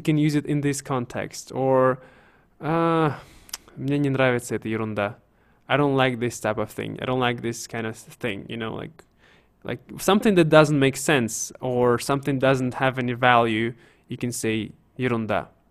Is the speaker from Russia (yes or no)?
yes; Siberia, Russia; I'm from Siberia, as you know, guys. So we say "cho."